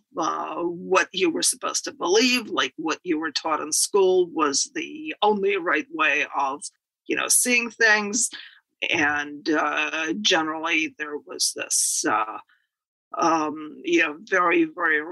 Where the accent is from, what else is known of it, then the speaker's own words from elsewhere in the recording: Moscow, Russia; moved away as an adult; now in United States; born in the Soviet Union in Moscow. I actually wrote a book about my childhood called Growing Up in Moscow.